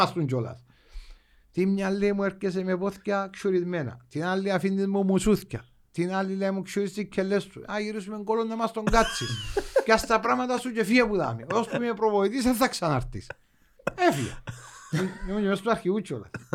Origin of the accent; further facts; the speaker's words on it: Limassol, Limassol District, Cyprus; εμείς που είμαστε λεμεσιανοί